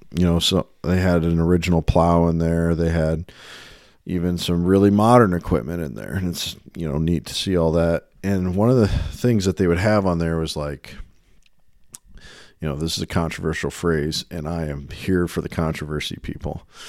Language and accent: English; United States; I grew up in the Quad City area